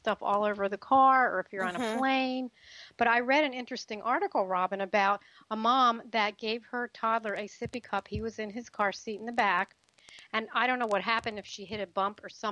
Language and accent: English; the East, East Coast, United States; moved away; I grew up in the East